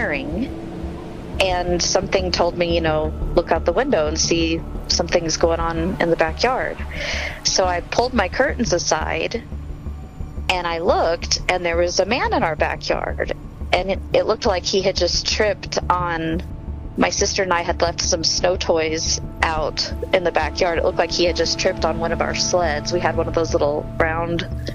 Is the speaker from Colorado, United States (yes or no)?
yes; Aurora, Colorado, United States; I grew up in Aurora, Colorado